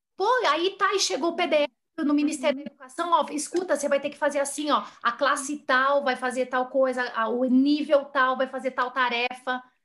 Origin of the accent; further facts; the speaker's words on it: Brazil; todos nós aqui brasileiros também